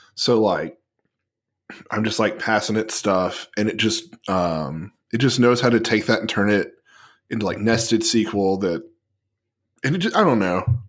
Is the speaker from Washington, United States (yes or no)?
no; Tennessee, United States; my home state